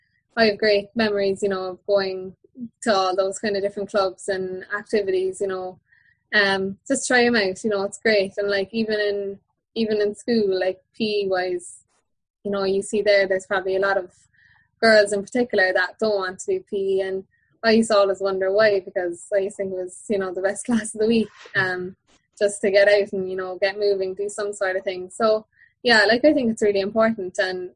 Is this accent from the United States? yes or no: no; Kilbrittain, Munster, Ireland; Yeah, massive. It was huge, really. Like, my dad, both my parents are Kilbritton people